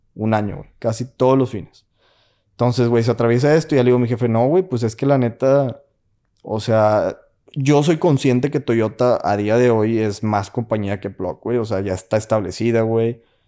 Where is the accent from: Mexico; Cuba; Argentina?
Mexico; moved away as an adult; now in United States; que soy latino, güey, que soy mexicano